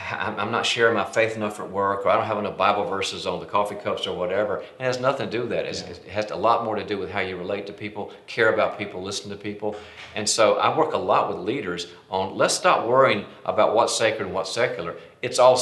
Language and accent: English; North Carolina, United States; moved away as an adult; also born or lived in Dallas; I was born and raised in North Carolina